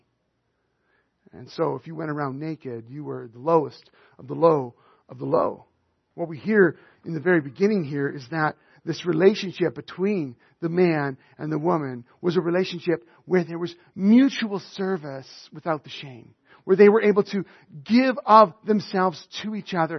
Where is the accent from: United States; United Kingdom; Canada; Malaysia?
Canada; Northern Alberta; I was raised in Northern Alberta